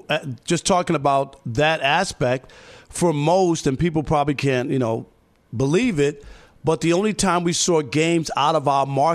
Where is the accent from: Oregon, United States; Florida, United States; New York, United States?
New York, United States; and me growing up in New York, you know, Jets or Giants stuff was on Monday Night Football.